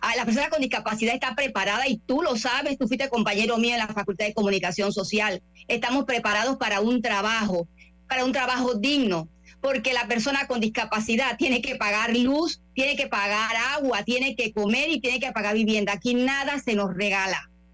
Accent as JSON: {"language": "Spanish", "country": "Panama", "said": "soy panameña"}